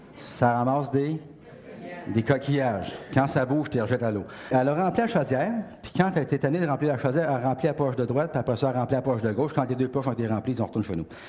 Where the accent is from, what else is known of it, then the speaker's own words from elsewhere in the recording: Beauce, Quebec, Canada; je viens de la Beauce. Dans la Beauce, il n'y a pas beaucoup de chaînes